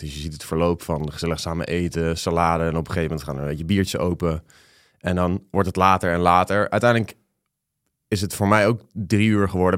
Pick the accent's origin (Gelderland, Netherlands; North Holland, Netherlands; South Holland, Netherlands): South Holland, Netherlands; The Hague; Hoor mij nou, als Hagenees